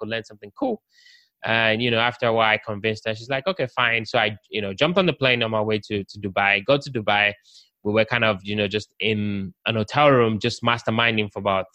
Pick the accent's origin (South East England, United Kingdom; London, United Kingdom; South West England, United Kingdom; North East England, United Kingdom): London, United Kingdom; now in United States; I'm from the UK, I'm from London.